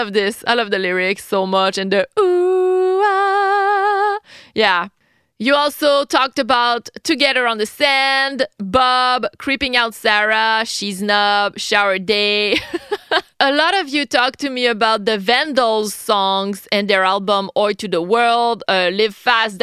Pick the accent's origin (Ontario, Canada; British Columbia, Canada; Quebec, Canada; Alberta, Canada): Quebec, Canada; Quebec City; I'm a Québécoise from Quebec City, Canada.